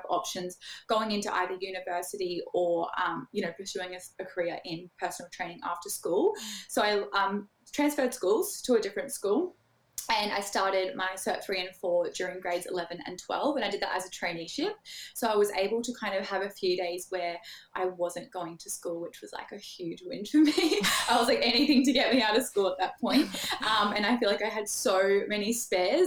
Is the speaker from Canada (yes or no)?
no; Sunshine Coast, Queensland, Australia; I'm from the Sunshine Coast, Queensland, Australia